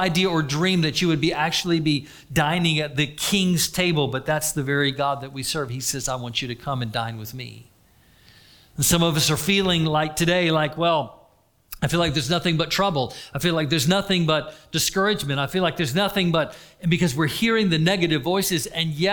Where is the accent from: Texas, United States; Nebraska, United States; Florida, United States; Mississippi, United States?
Florida, United States; I was raised in Florida